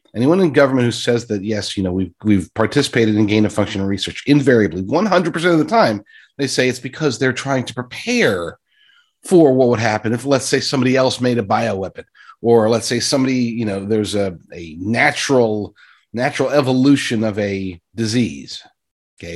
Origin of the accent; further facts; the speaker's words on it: United States; I'm an American citizen